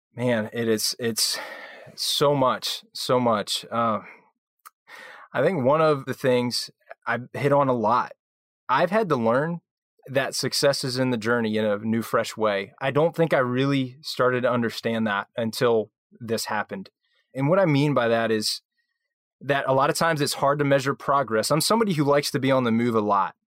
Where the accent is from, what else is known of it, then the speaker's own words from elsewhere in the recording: right outside of Philly, New Jersey, United States; I grew up in New Jersey, so right outside of Philly